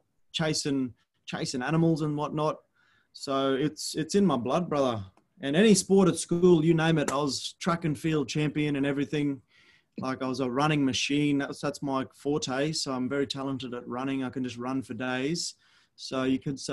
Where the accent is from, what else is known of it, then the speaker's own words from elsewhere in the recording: Cairns, Queensland, Australia; also born or lived in Airlie Beach, Whitsundays; as a young fella, grew up in far north Queensland, in Cairns, Australia